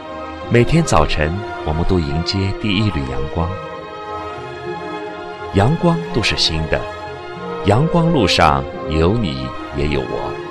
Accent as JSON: {"language": "Chinese", "town": "Jinjiang", "region": "Jiangsu", "country": "China", "said": "我来自江苏省晋江市。"}